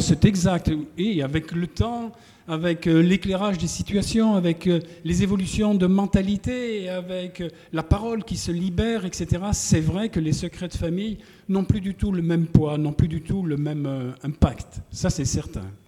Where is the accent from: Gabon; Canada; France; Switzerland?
France; Feurs, Auvergne-Rhône-Alpes; moved away; mon frère présent ici peut en témoigner, nous sommes des, forésiens, très très profonds